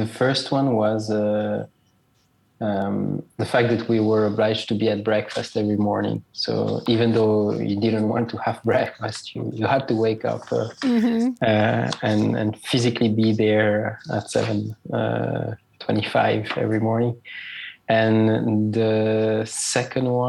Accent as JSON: {"language": "English", "country": "Switzerland", "tie": "born or raised there", "said": "I'm Swiss-Italian. I was born and raised in Switzerland."}